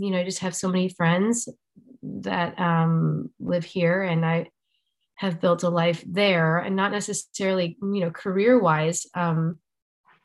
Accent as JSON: {"language": "English", "town": "Chicago", "region": "Illinois", "country": "United States", "tie": "born or raised there", "moved": "as an adult", "lives_now": "Nashville, United States", "said": "I grew up in Chicago"}